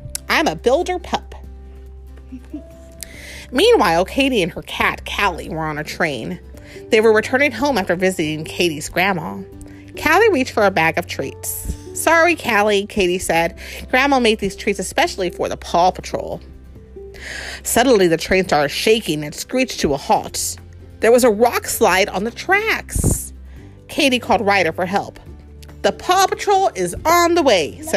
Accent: San Antonio, Texas, United States; We're from San Antonio

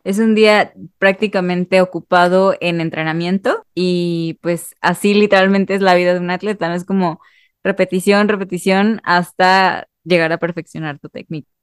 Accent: Mexico; solamente como mexicano

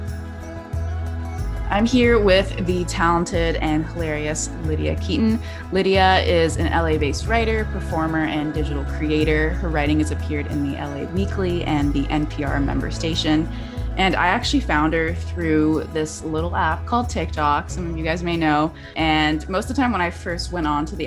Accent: Vancouver, British Columbia, Canada; I'm from Vancouver

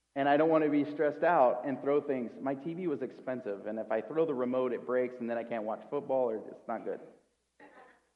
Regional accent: United States; I'm an American

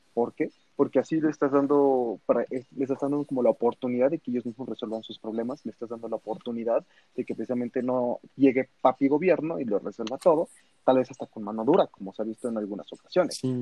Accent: Mexico; como mexicanos

